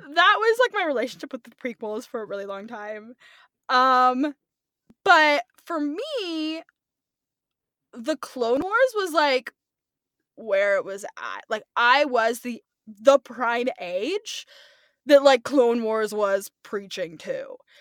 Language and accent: English; California, United States; I'm Brooklyn. Um, I grew up in California.